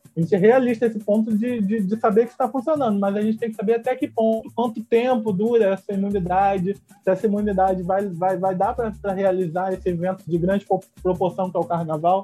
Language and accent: Portuguese; Rio de Janeiro, Brazil; eu sou carioca